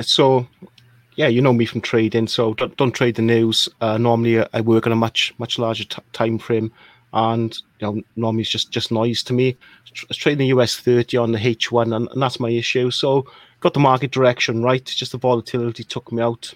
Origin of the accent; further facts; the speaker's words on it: Wales, United Kingdom; moved away; also born or lived in Birmingham, United Kingdom; I'm from a small country called Wales, which explains the accent.